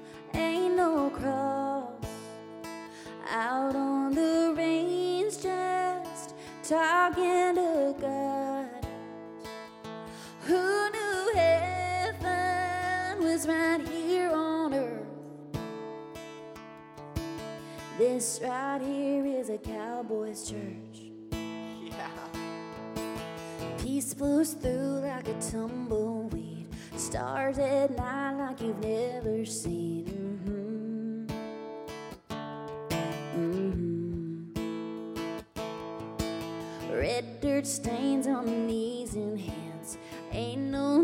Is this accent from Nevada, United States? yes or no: yes; Las Vegas, Nevada, United States; I grew up in Vegas, so I'm kind of a desert rat